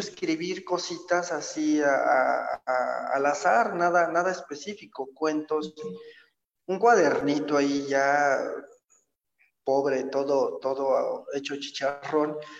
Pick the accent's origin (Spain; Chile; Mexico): Mexico; State of Mexico; yo soy originario del Estado de México, nazco en, la Ciudad de México. Eh, mi infancia, mi adolescencia la, llevo a cabo en, en, el Estado de México.